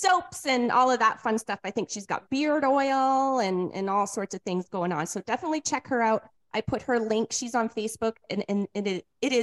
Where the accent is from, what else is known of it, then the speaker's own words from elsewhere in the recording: New England, United States; moved away; I'm come from New England